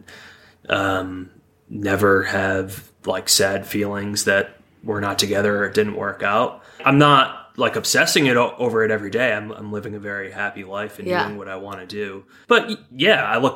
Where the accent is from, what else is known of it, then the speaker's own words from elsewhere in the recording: Binghamton, New York, United States; Upstate New York, Binghamton area.